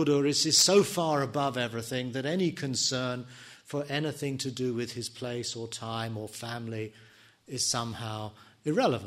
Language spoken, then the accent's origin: English; England, United Kingdom; me being an Englishman, me being a teacher, me being a son, a husband